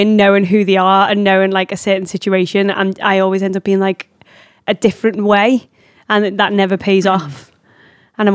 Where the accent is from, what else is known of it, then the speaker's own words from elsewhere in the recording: England, United Kingdom; We're so English about it.